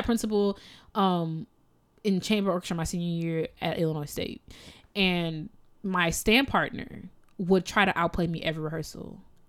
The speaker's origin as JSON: {"language": "English", "country": "Jamaica", "said": "I'm so Jamaican."}